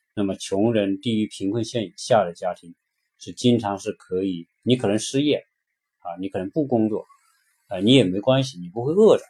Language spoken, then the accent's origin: Chinese; China; moved away as an adult; now in United States; 我们中国人普遍肥胖的比例